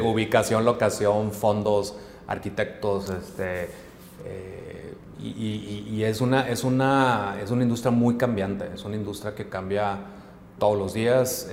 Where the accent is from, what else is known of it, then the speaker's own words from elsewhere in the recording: Hermosillo, Sonora, Mexico; moved away as an adult; now in Monterrey, Mexico; yo soy originario de Hermosillo, yo llegué aquí a Monterrey a estudiar al TEC de Monterrey